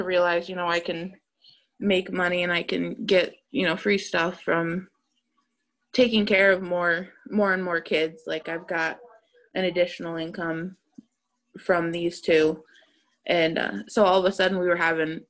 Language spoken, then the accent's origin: English; Massachusetts, United States; I was raised in Massachusetts